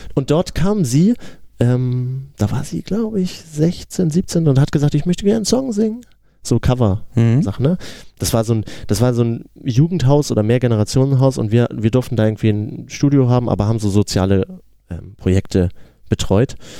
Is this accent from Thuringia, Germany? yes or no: no; Geesthacht, Schleswig-Holstein, Germany; Wir sind eine Hamburger Band, aber wir kommen ja eigentlich ein bisschen außerhalb aus Geestacht